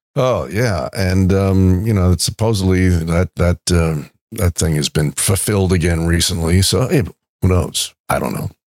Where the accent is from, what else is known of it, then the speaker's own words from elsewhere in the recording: New York, United States; moved away; when I was growing up in New York